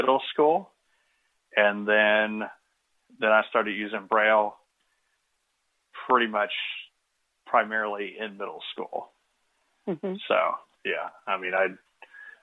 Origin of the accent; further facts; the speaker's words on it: Kenton County, Northern Kentucky, United States; also born or lived in Boone County, Kentucky / Louisville, Kentucky; I grew up in Northern Kentucky, just outside of Cincinnati and Kenton County, and later moved over to Boone County, where I went to high school